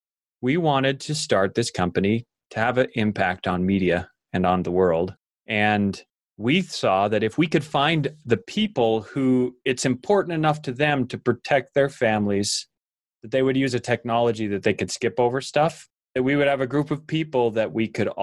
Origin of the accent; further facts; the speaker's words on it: Idaho, United States; growing up in Idaho, I worked on dairy farms